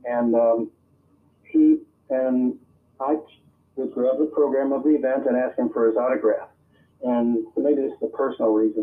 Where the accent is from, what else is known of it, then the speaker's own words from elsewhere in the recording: Girard, Pennsylvania, United States; also born or lived in El Paso, Texas / Tucson, Arizona / New York City; now in Seattle, United States; I was born in El Paso, Texas, but I wasn't raised in El Paso, Texas. I'm a military man, married my mother, and moved us to Girard, Pennsylvania, which is on the lake in Pennsylvania.